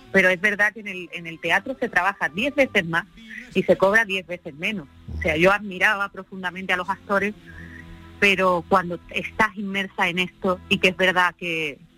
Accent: Andalusia, Spain; que somos andaluces, eh, vamos eh, andaluceando por donde vamos.

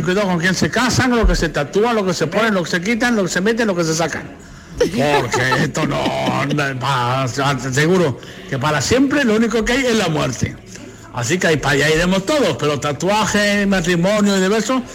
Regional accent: Mexico; also born or lived in Guadalajara; now in Spain; Tú te puedes cambiar de país, como yo, que soy aquí en España, soy de México

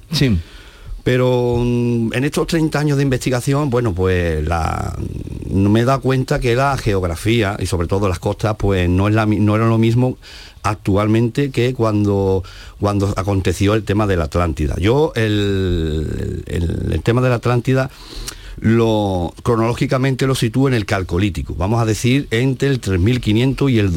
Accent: Coria del Río, Andalusia, Spain; Pues soy de Corea del Río, soy eh, nacido y resido en esta localidad sevillana.

